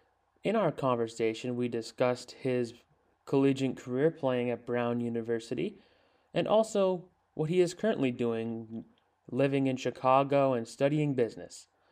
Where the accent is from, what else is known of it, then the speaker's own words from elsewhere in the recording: Canada; us Canadian people up here in Canada